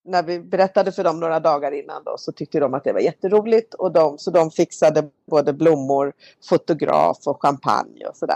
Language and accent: Swedish; Malmö, Skåne, Sweden; Och min mamma började bli äldre hemma i Malmö